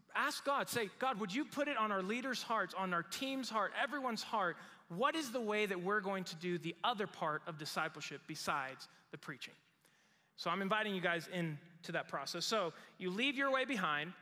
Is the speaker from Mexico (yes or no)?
yes; Mexico; moved away as an adult; now in United States; I grew up in Mexico